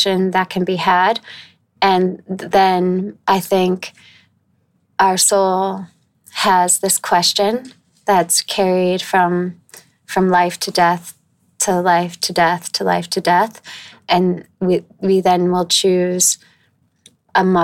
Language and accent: English; northeastern Connecticut, United States; now in New York, United States; I grew up in northern Connecticut, like northeastern Connecticut